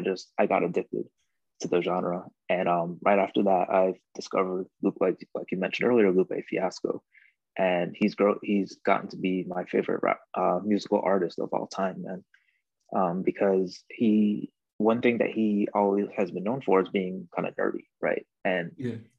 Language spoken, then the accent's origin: English; New York, United States; moved away; growing up since I was been from New York as well, I lived there for about seven years